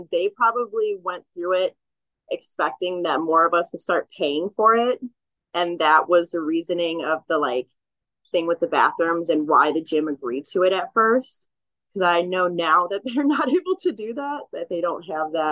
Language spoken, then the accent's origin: English; California, United States; Yes, I came from Humboldt County.